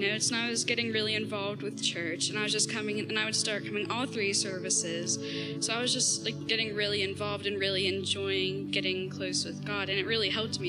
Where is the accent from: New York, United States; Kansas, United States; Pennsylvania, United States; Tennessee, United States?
Pennsylvania, United States; Chambersburg; also born or lived in Hanover, Pennsylvania; about 8 months ago, I abruptly moved from my mom's house over to my dad's house in Hanover. And I grew up in Chambersburg.